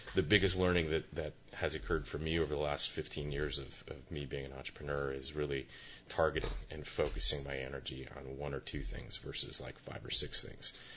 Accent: Chicago, Illinois, United States; moved away as an adult; now in Santa Cruz, United States; I'm I'm a transplant from Chicago

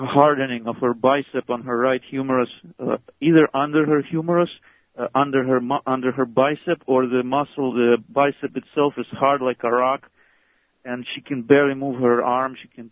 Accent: United States; I'm actually from America, but I'm here in Russia on business

